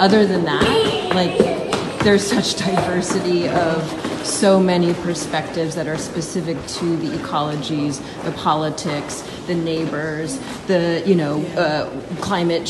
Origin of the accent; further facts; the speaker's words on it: California, United States; now in New York, United States; I'm from California